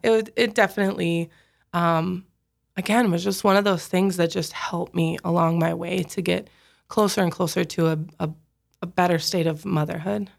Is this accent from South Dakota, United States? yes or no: yes; Sioux Falls, South Dakota, United States; I grew up in Sioux Falls.